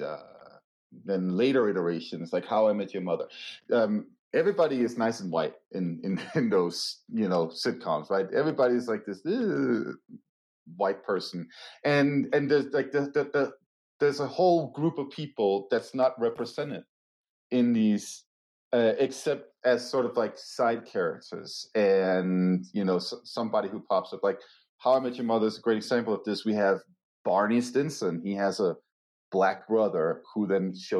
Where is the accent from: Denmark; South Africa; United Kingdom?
Denmark; moved away; my home country, Denmark